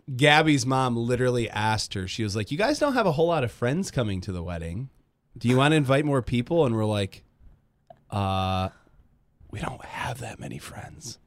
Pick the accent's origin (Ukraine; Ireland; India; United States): United States; Grand Rapids, Michigan; moved away as an adult; now in Kalamazoo, United States; I'm from Grand Rapids